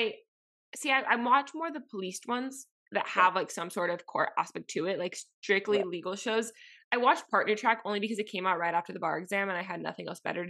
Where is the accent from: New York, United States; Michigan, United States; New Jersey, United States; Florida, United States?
Florida, United States; Miami; moved away as an adult; growing up in Miami, it's insular